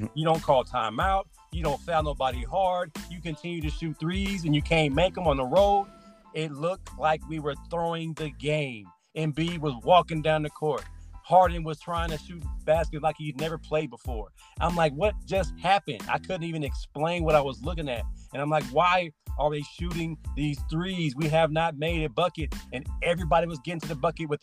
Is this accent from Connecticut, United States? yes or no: yes; Connecticut, United States; I'm from Connecticut.